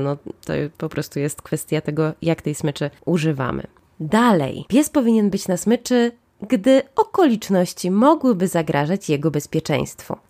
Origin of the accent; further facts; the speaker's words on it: Łódź, Łódź Voivodeship, Poland; ja jestem z Łodzi